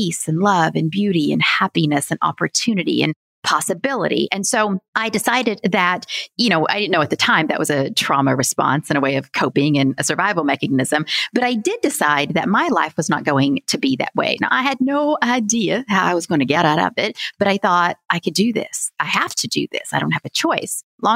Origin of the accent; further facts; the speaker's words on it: Virginia, United States; grew up in the Appalachian Mountains of Southwest Virginia